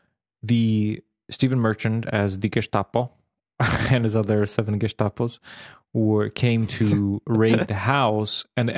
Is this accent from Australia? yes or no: no; Serbia; because I grew up in Serbia and I visited Slovakia, the northern part of Serbia, which for a long time were Austrian, Hungarian places